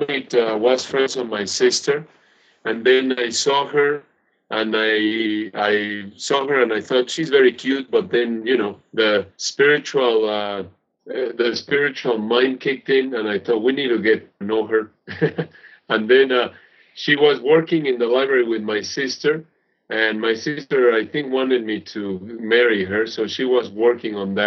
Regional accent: Mexico City, Mexico; moved away; I was born and raised in Mexico City

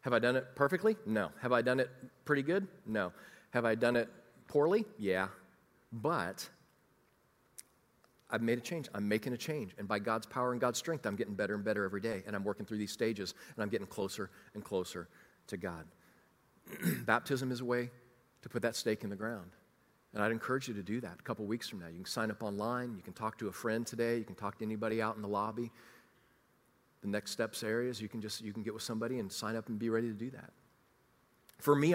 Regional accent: Kansas City, United States; moved away as an adult; also born or lived in Chicagoland; I was from Kansas City

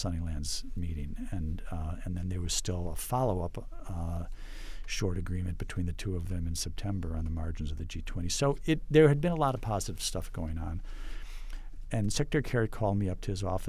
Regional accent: Chicago, Illinois, United States; now in Washington, United States; my hometown

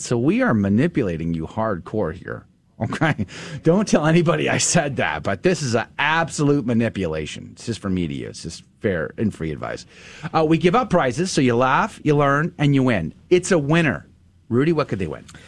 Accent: San Antonio, Texas, United States; I went to high school there

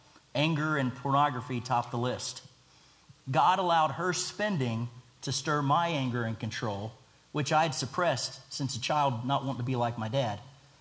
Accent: Baytown, Texas, United States; So I was born near Houston in Baytown, Texas. I was raised with three older siblings from my mom's first marriage, but was the only one from this marriage.

